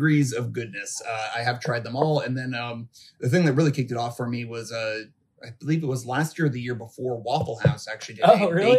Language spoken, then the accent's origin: English; New York City, New York, United States; moved away; I'm originally from Brooklyn, New York